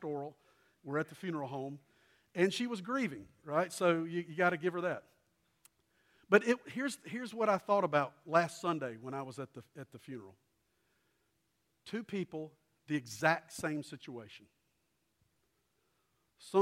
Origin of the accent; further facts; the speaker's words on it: Columbia, South Carolina, United States; A lady who had lived across the street from me growing up in Columbia and lived there. We moved there when I was tiny